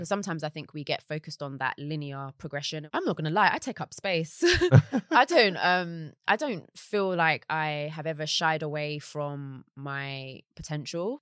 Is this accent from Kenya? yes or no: no; London, United Kingdom; also born or lived in Surrey Quays / Deptford / Bermondsey / Peckham; I grew up in South East London